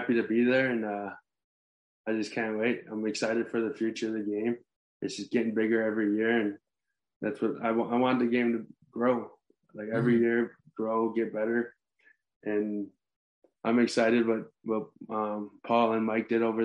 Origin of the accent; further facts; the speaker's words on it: Six Nations Reserve, Ontario, Canada; I'm a Native American, I'm Mohawk, I'm from Six Nations Reserve in Ontario